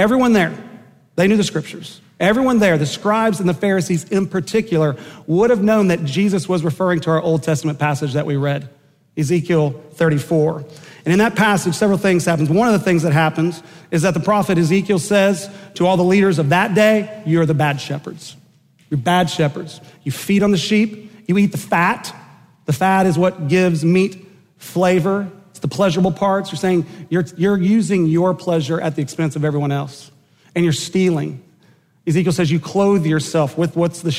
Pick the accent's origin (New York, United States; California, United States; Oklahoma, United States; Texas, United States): Oklahoma, United States; Enid; growing up in Enid, Oklahoma